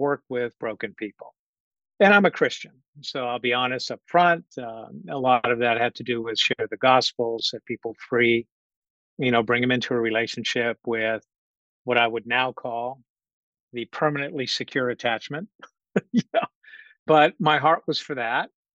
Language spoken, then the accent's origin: English; Orléans, Centre-Val de Loire, France; moved away; I'm originally from Orléans, France, south of Paris. Came to this country permanently in 1988.